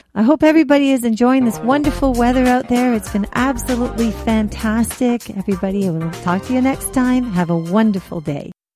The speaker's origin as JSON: {"language": "English", "town": "Toronto", "region": "Ontario", "country": "Canada", "tie": "born or raised there", "said": "I grew up in Jane and Finch"}